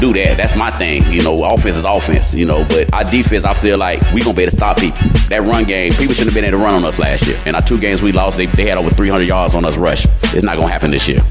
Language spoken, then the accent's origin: English; South Carolina, United States; now in Chicago, United States; I'm originally from South Carolina area